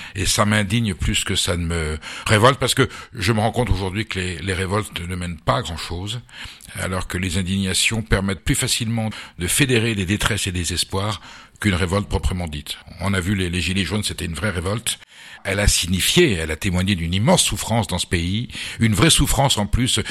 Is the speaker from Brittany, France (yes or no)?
no; Basque Country, Nouvelle-Aquitaine, France; also born or lived in Boulogne-Billancourt; je suis basque et on vivait au Pays Basque. Mes parents devaient séjourner à ce moment-là en région parisienne